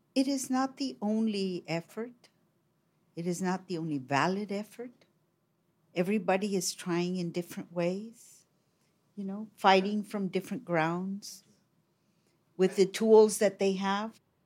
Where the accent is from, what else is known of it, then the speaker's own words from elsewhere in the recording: Colombia; I come from Colombia in South America.